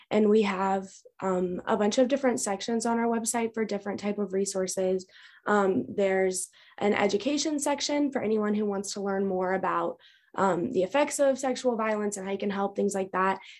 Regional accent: Raleigh, North Carolina, United States; I grew up right here in Raleigh.

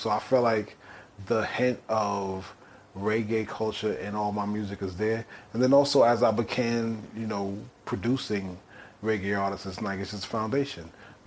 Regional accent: New York, United States; growing up in New York, Jamaican culture is kind of part of New York culture.

